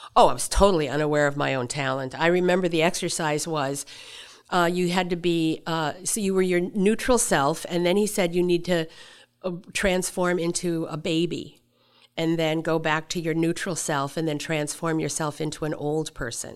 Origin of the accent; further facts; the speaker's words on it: Seattle, Washington, United States; also born or lived in Deadwood, South Dakota / Tokyo / San Francisco; I was raised in Seattle